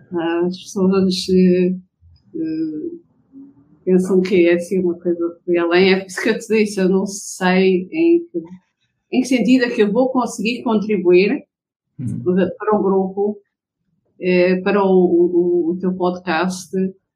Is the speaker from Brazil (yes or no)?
no; Lobito, Benguela, Angola; born there; Nasci em Lubito, Angola.